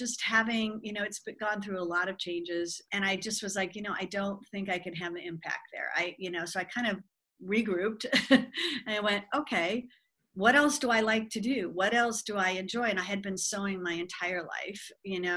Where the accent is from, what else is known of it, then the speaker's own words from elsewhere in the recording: Southern California, United States; moved away as an adult; also born or lived in Bluefield, West Virginia; now in Milwaukee, United States; I'm from Southern California